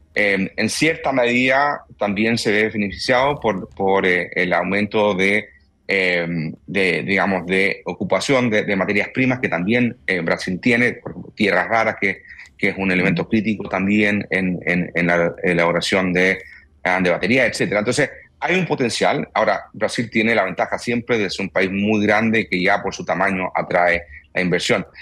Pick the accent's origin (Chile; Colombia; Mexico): Chile